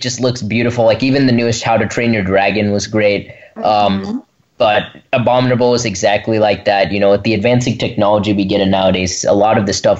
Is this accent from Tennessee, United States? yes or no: yes; Brentwood, Tennessee, United States; from Brentwood, Tennessee